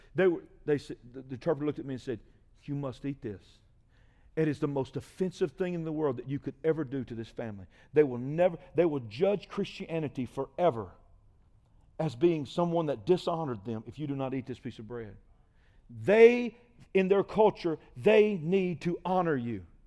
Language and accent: English; United States; I'm an American